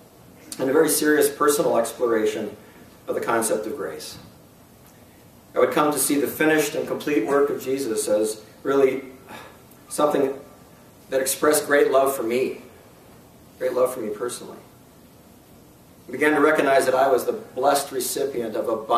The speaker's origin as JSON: {"language": "English", "town": "North East", "region": "Pennsylvania", "country": "United States", "tie": "born or raised there", "said": "I grew up in Northeast Pennsylvania, which is not in Northeast Pennsylvania. Okay, Northeast Pennsylvania is a small farm town in Northwest Pennsylvania, and it's close to Erie."}